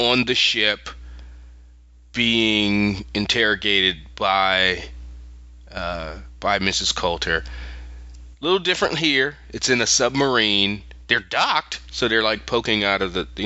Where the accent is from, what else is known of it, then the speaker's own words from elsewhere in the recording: Philadelphia, Pennsylvania, United States; moved away; I'm from Philadelphia originally